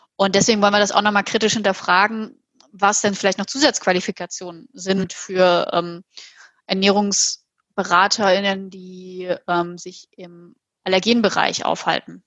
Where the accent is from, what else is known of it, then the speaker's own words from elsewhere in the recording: Halle, Saxony-Anhalt, Germany; now in Hamburg, Germany; Aus meiner Heimatstadt Halle